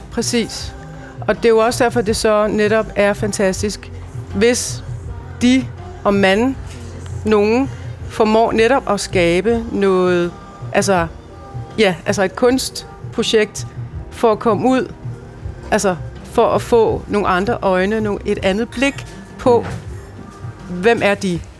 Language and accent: Danish; Denmark; jeg bor i Danmark, jeg voksede op i Danmark, jeg er dansker